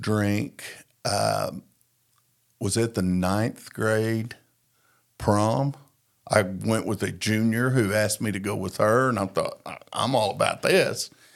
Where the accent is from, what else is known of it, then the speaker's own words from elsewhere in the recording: Tulsa, Oklahoma, United States; I was born in Tulsa, Oklahoma.